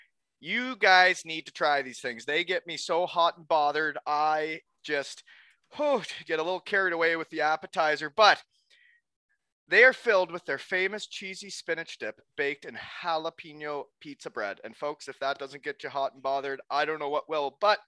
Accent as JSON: {"language": "English", "town": "Elmira", "region": "Ontario", "country": "Canada", "tie": "born or raised there", "moved": "yes", "lives_now": "Kincardine, Canada", "said": "my group of buddies growing up in Elmira. But now that I'm living in Concardon"}